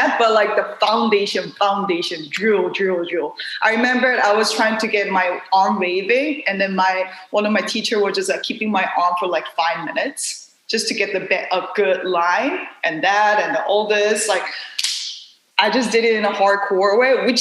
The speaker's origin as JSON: {"language": "English", "country": "South Korea", "tie": "born or raised there", "second_language": "English", "moved": "as an adult", "lives_now": "New York City, United States", "said": "I was born and raised in South Korea"}